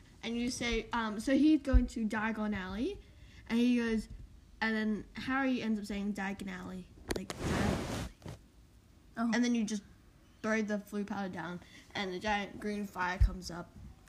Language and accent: English; Australia; we're not American. We're a bit Aussie.